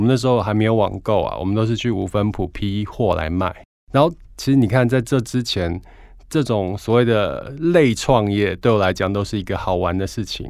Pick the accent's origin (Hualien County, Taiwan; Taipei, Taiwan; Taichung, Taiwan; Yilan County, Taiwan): Hualien County, Taiwan; Hualien; 我那时候小时候家里住花莲